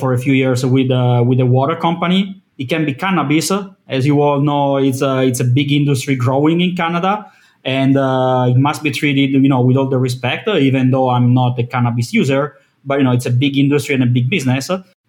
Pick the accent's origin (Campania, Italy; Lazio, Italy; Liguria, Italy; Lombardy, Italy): Lombardy, Italy; Milan; I'm from Milan, Italy.